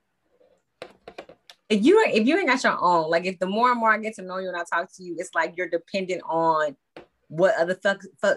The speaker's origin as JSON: {"language": "English", "region": "the South", "country": "United States", "tie": "born or raised there", "said": "We grew up in the South. That Southern mentality is another thing that a lot of us grew up in, especially within the Black community out here in the South"}